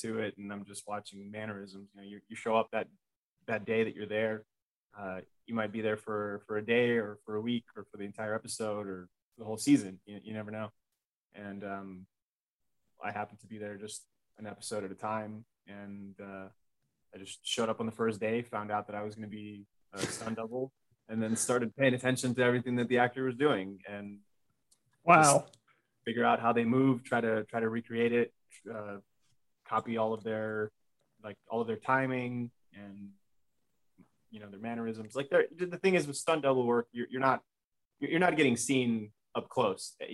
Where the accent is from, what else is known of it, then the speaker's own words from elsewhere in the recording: Los Angeles, California, United States; growing up in Los Angeles